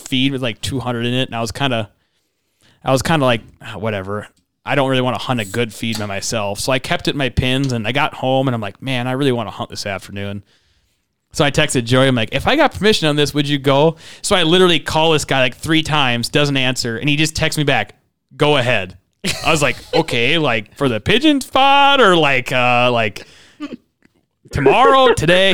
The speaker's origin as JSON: {"language": "English", "town": "Farmington", "region": "Minnesota", "country": "United States", "also_born_or_lived": "West River, South Dakota", "moved": "as an adult", "said": "I'm from here. I'm from Farmington, Lakeville."}